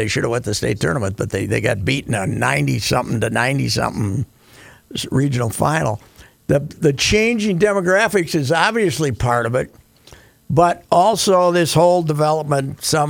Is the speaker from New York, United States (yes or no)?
no; Minnesota, United States; We're both from Minnesota.